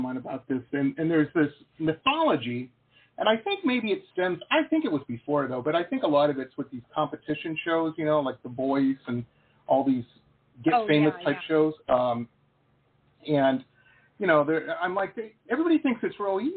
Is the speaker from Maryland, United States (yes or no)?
no; Detroit, Michigan, United States; moved away as an adult; also born or lived in Boston / San Diego; I grew up in the Midwest in Detroit, went to school in Boston